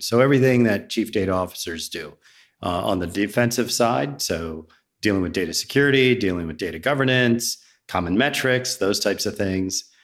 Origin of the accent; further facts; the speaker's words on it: Virginia, United States; also born or lived in Riverside, New Jersey / New Jersey; now in Roswell, United States; I grew up in Virginia